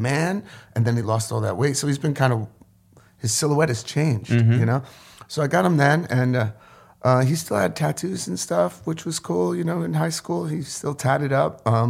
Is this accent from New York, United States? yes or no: yes; Orange County, New York, United States; born or raised there